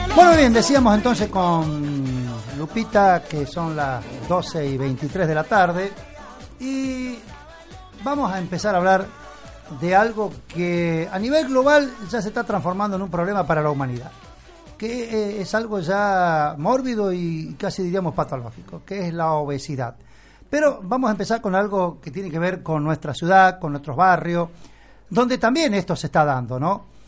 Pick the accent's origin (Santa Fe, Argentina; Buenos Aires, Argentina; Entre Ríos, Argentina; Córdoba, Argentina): Santa Fe, Argentina; Sunchales; yo soy de Sunchale